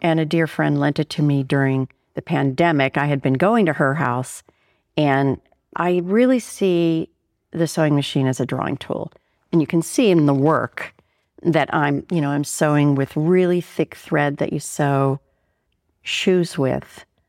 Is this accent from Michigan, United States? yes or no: no; Pittsburgh, Pennsylvania, United States; moved away; I was born in Pittsburgh, Pennsylvania